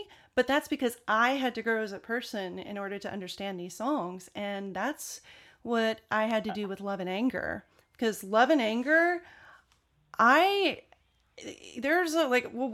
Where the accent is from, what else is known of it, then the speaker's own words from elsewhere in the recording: United States; accent: American; my American accent